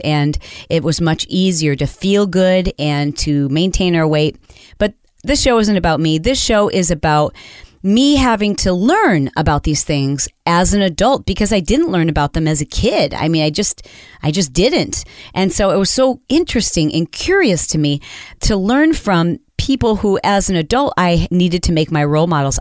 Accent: Michigan, United States; I grew up in Michigan

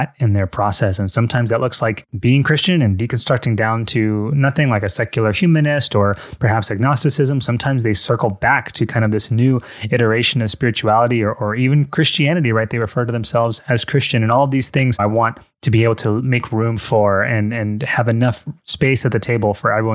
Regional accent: United States; moved away as an adult; also born or lived in Miami, Fort Lauderdale area; now in Fort Lauderdale, United States; I'm like from New York, I'm from New Jersey

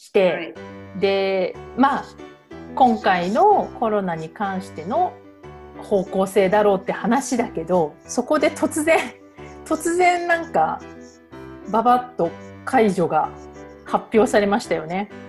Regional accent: Japan; moved away; 日本人だから

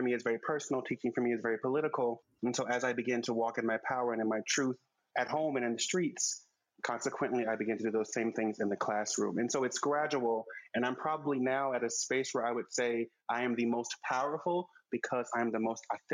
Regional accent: Oklahoma City, Oklahoma, United States; now in New York City, United States; I grew up in Oklahoma City.

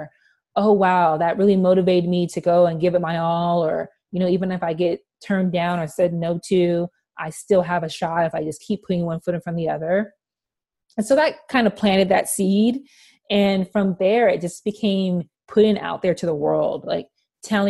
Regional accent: California, United States; moved away as an adult; also born or lived in Spokane; now in Seattle, United States; I was homesick being from California

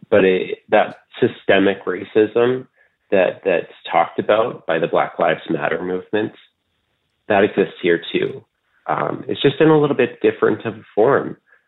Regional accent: Canada; people would tell me they knew I was Canadian because I sounded like I was from Minnesota.

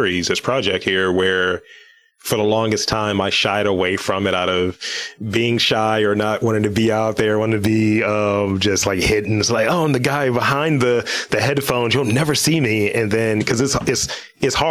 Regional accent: Baltimore, Maryland, United States; born or raised there

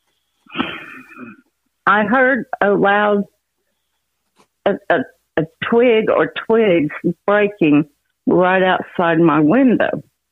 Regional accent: Oklahoma City, Oklahoma, United States; moved away as an adult; also born or lived in Honey Grove, Texas; I grew up in Oklahoma City

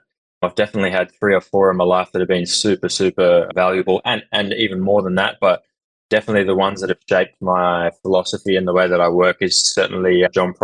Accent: Sydney, New South Wales, Australia; now in Rotterdam, Netherlands; I hail from Sydney

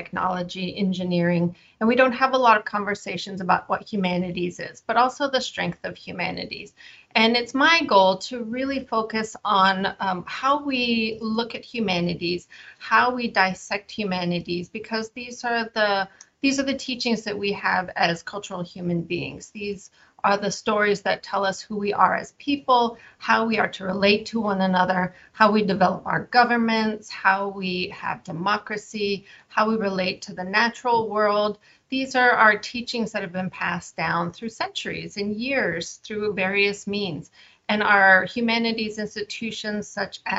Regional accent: Ganado, Arizona, United States; now in Washington, D.C., United States; I'm originally from Ganado, Arizona, and I currently live and work in Washington, D.C.

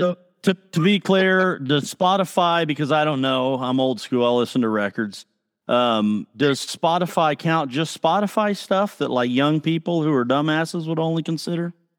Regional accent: Piedmont, Oklahoma, United States; I'm from Piedmont, Oklahoma

